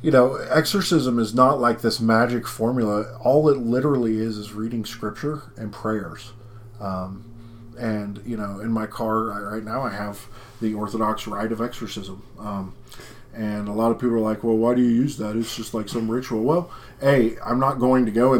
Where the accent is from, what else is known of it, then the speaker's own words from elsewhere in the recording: West Virginia, United States; growing up in West Virginia